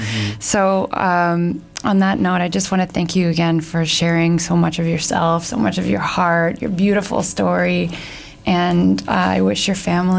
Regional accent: Canada; as a Canadian

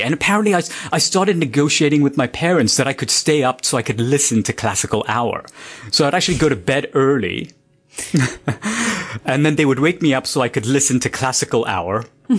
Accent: Dubai, United Arab Emirates; moved away; also born or lived in Mumbai, India; that was the Dubai that I grew up in. It had around 400,000 people.

